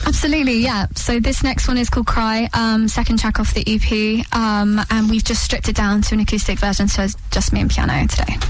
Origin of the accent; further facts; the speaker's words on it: London, United Kingdom; moved away as an adult; now in Suffolk, United Kingdom; I grew up in London, obviously went to the Brit School, um, and then my parents moved out to Suffolk